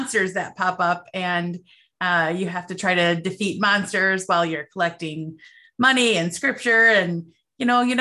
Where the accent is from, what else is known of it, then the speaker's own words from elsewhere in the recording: Chicago, Illinois, United States; I grew up in Chicago, and in Chicago we have deep dish